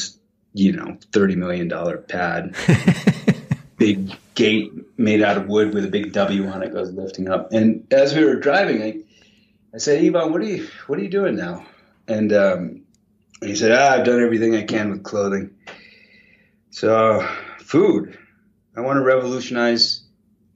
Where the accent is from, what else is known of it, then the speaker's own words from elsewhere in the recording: Maine, United States; also born or lived in Wales; now in Jackson, United States; I grew up in Maine. I'm a redneck farmer from Mid-Coast.